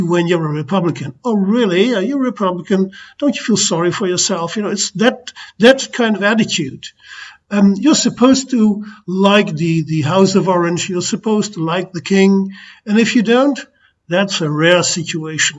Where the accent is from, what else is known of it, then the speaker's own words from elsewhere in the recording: south of Holland, southern Netherlands, Netherlands; also born or lived in United States; I was the chairman of a political party, a liberal party in my hometown in the south of Holland